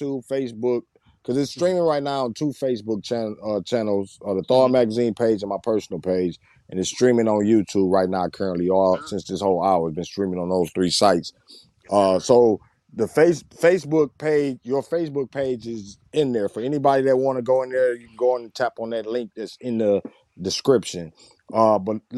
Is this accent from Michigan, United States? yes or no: yes; Saginaw, Michigan, United States; moved away; repping Sag